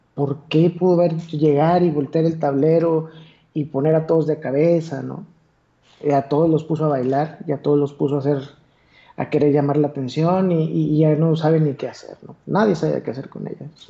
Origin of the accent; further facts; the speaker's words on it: Torreón, Coahuila, Mexico; accent: golpeado; soy de Torreón. Hablo como bien golpeado